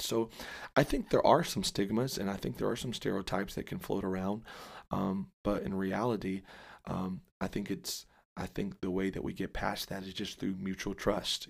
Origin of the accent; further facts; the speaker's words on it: Dallas, Texas, United States; I say Dallas, and, uh, I claim Dallas. And so, born and raised there